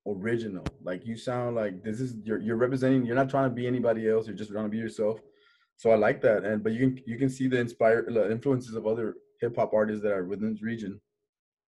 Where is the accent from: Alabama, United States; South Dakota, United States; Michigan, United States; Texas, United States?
Texas, United States; Laredo; we have a different, way of being, because we're from the border town